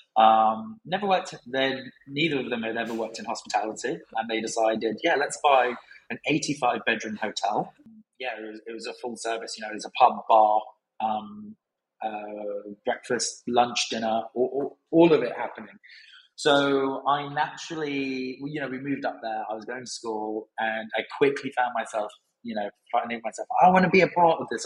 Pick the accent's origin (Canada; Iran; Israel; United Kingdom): United Kingdom; Brighton, South East England; also born or lived in Cumbria; moving back to Brighton because I grew up in Brighton